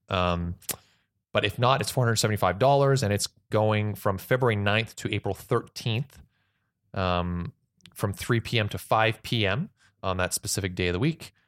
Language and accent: English; Canada; I'm just so proud as Canadian.